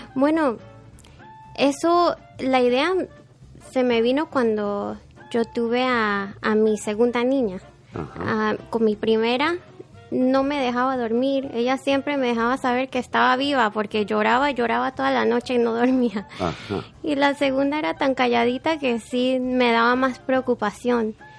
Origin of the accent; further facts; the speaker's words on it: Panama City, Panama; moved away; Yo nací en Panamá.